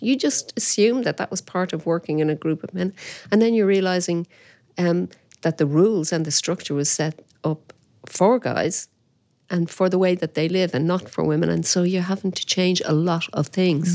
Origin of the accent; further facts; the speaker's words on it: Dublin, Leinster, Ireland; my dad was from the Liberties, and we had, um, uh, a grocery shop in the Liberties.